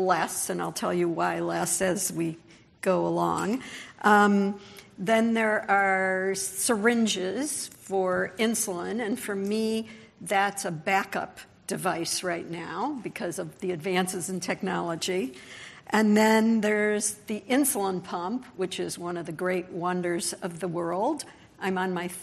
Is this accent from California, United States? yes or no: yes; Los Angeles, California, United States; I'm from Los Angeles.